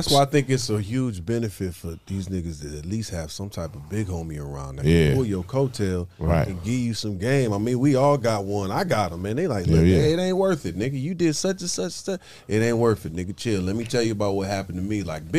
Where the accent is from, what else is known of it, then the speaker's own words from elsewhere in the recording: Detroit, Michigan, United States; I was like, I'm from Detroit. I don't know my way around here.